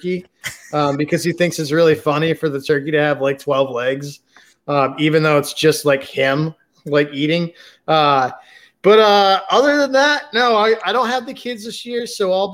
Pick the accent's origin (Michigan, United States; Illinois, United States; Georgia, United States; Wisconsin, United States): Michigan, United States; northern; moved away as an adult; also born or lived in Southern California; now in North Carolina, United States; I originally grew up in the northern woods of Michigan